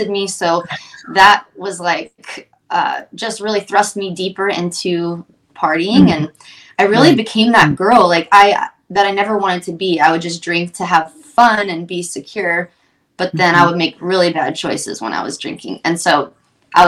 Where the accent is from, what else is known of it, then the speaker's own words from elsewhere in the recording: Ohio, United States; I'm from Ohio, super small town in Ohio